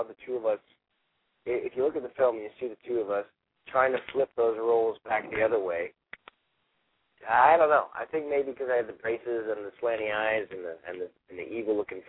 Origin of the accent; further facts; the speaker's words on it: Toronto, Ontario, Canada; moved away as an adult; now in Los Angeles, United States; I was from Toronto, and I auditioned against 300-400 other kids